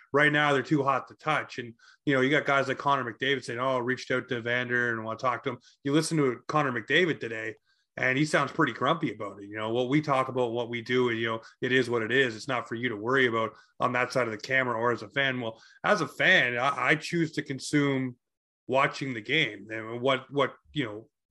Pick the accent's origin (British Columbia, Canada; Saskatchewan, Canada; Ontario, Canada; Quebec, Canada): Ontario, Canada; Toronto; now in Nova Scotia, Canada; my hometown in Toronto, Ontario.